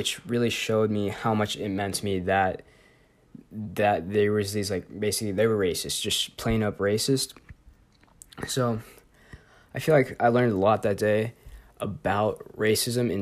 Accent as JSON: {"language": "English", "town": "The Woodlands", "region": "Texas", "country": "United States", "tie": "born or raised there", "also_born_or_lived": "Denver, Colorado", "said": "I moved here when I was about 2, so I grew up in the Woodlands for pretty much my entire life"}